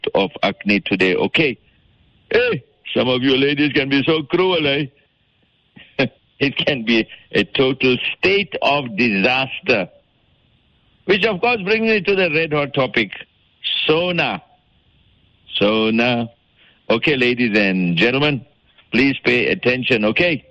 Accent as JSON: {"language": "English", "town": "Durban", "region": "KwaZulu-Natal", "country": "South Africa", "said": "I'm from Durban, and so I don't know Afrikaans"}